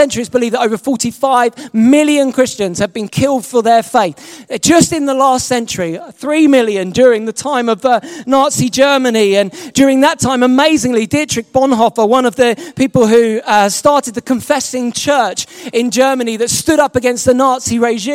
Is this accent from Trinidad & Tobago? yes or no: no; England, United Kingdom; I'm not American, I'm English.